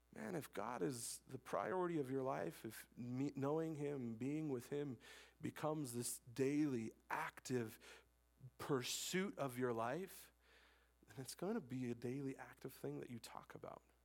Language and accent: English; Wyoming, United States; I'm born and raised in Wyoming. I'm a Wyoming man